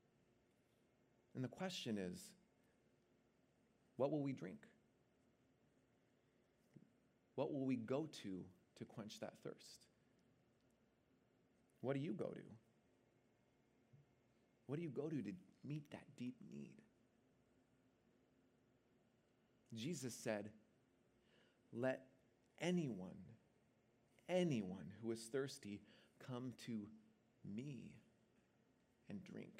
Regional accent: Seattle, Washington, United States; now in Bay Area, United States; I'm originally from Seattle

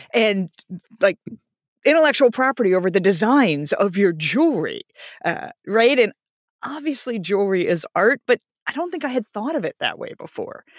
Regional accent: Camarillo, California, United States; I grew up in Southern California.

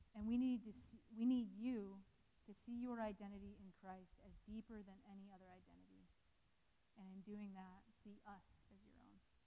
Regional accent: New York, United States; now in Massachusetts, United States; I'm from New York

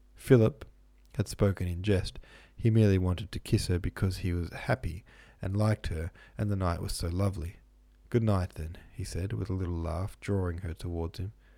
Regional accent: Melbourne, Victoria, Australia; Melbourne, where I'm from

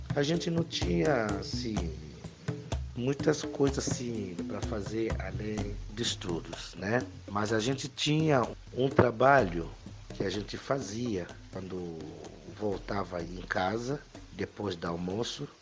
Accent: DR Congo; Portuguese is a second language; moved away as an adult; also born or lived in Bahia, Brazil; now in São Paulo, Brazil; O sotaque mesmo não se esqueça, porque eu vim da África, o meu país é Congo, República Democrática do Congo. Então, cheguei aqui no Brasil grande já

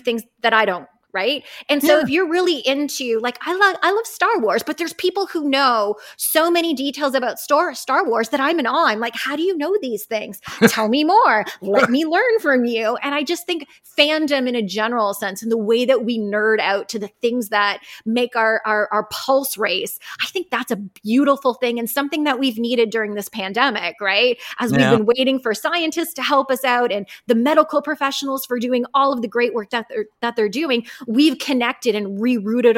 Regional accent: Hamilton, Ontario, Canada; I am Canadian. I grew up in Hamilton, Ontario, Canada, also known as the Hammer

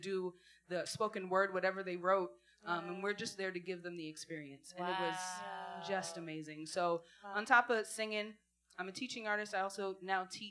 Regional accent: New York, United States; moved away as an adult; also born or lived in Philadelphia; So I'm from New York originally, but I went to school in Philly

